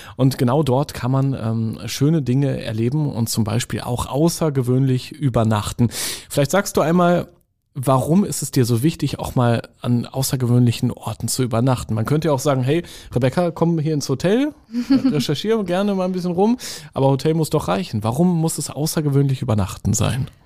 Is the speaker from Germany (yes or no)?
yes; Northern Germany, Germany; ich bin ja im Norden groß geworden